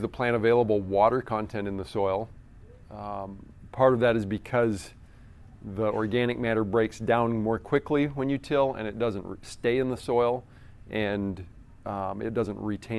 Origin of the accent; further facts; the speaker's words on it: Iowa, United States; I grew up in Iowa